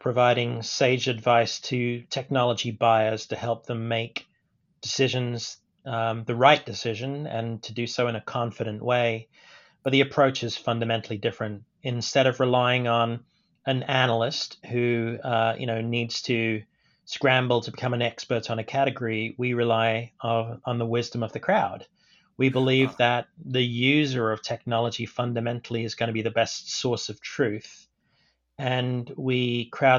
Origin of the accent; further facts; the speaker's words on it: United Kingdom; moved away as an adult; also born or lived in Stanford, United States; now in United States; I'm of Indian descent, grew up in the UK